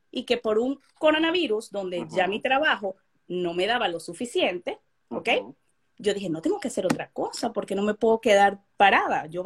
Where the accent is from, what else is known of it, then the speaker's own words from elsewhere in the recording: Venezuela; now in Indiana, United States; son venezolanos, somos venezolanos